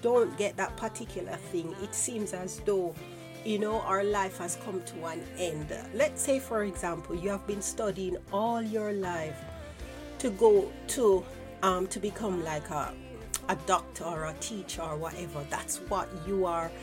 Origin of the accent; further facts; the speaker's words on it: Jamaica; growing up in Jamaica